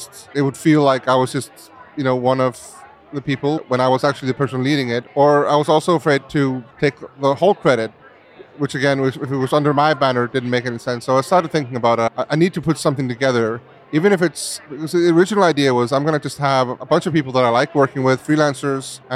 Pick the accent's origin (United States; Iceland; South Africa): Iceland; I was growing up in Iceland in a beautiful surrounding, very free.